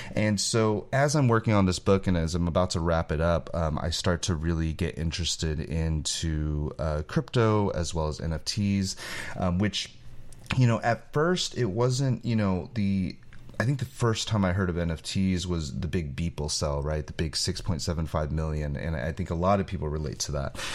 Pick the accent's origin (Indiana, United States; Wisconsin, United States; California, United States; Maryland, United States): California, United States; I grew up in California